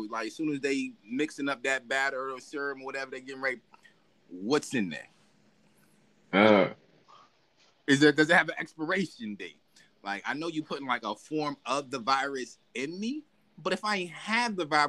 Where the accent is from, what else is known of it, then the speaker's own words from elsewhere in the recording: United States; that goes against my rights as an American.